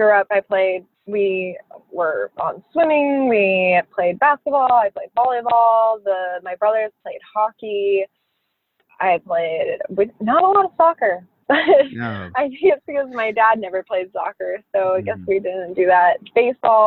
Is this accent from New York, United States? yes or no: no; Phoenix, Arizona, United States; I grew up in Phoenix